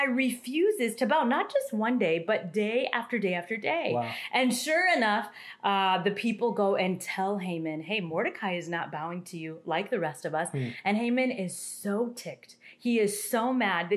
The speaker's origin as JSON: {"language": "English", "region": "Kansas", "country": "United States", "tie": "born or raised there", "also_born_or_lived": "India", "said": "I was adopted from India when I was 3 years old, and I grew up in a white family, in a white community in the middle of Kansas"}